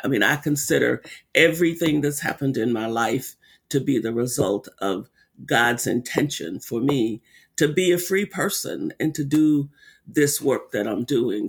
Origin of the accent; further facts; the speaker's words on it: Arkansas, United States; when I was a little girl growing up in Arkansas, living on a sharecropping farm